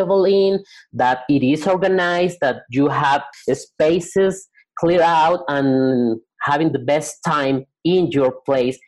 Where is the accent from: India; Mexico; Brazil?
Mexico; Guadalajara, Jalisco; I'm from Guadalajara, Mexico